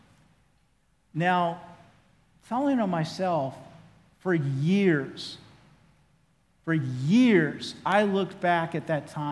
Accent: Oklahoma, United States; accent: Oklahoma; my Oklahoma accent

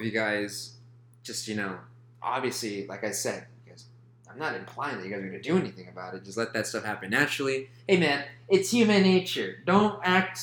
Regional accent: Austin, Texas, United States; born or raised there; now in San Antonio, United States

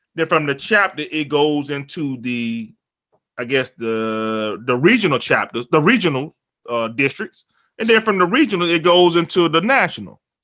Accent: Augusta, Georgia, United States; I'm from Augusta, Georgia.

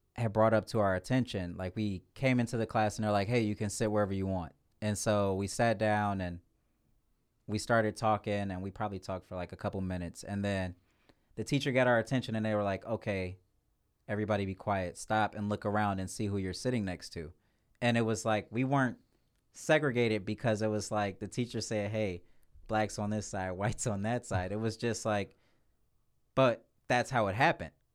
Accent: Cleveland, Ohio, United States; born and raised in Cleveland

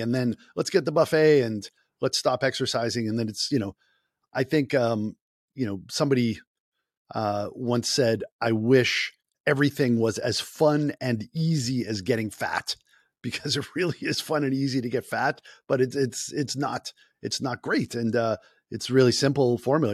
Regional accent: Boston, Massachusetts, United States; accent: Boston; my Boston accent

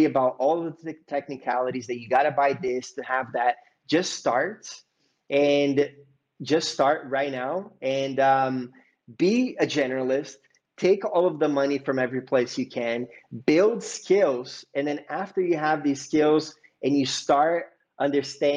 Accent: Bay Area, California, United States; I grew up in the Bay Area.

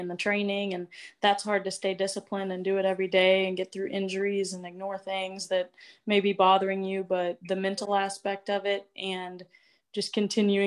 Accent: Springfield, Missouri, United States; moved away as an adult; now in Norfolk, United States; Hometown and basically where I'm originally from is Springfield, Missouri.

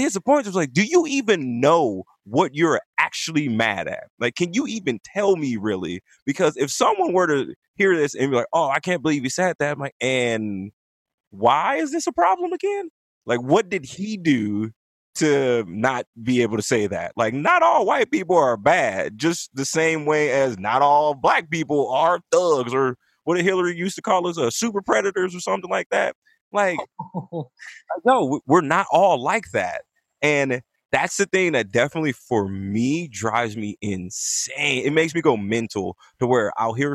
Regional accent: Compton, California, United States; I am from Compton, also known as Bompton, California

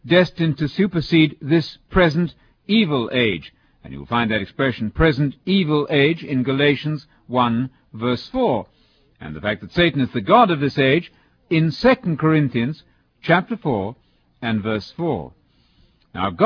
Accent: United Kingdom; as a British visiting teacher in America

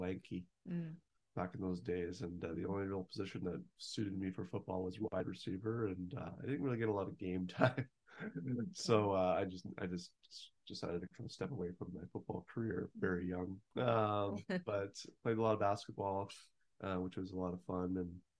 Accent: Lloydminster, Alberta, Canada; also born or lived in Calgary, Alberta; I was born in Calgary, Alberta, and when I was young, my mom got a job and we moved into a small town called Lloydminster.

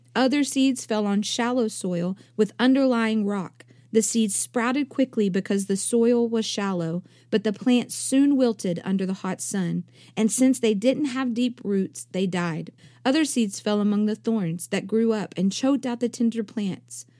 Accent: East Texas, United States; I come from East Texas

